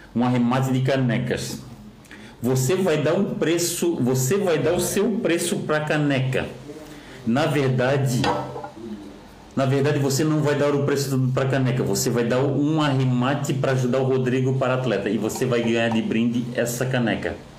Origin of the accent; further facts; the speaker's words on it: Florianópolis, Santa Catarina, Brazil; eu que sou daqui de Florianópolis